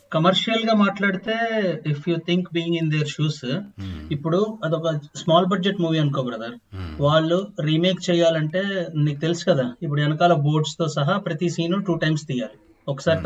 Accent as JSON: {"language": "Telugu", "area": "Krishna district", "region": "Andhra Pradesh", "country": "India", "tie": "born or raised there", "said": "మాది చిన్న ఊరు కృష్ణా జిల్లాలో"}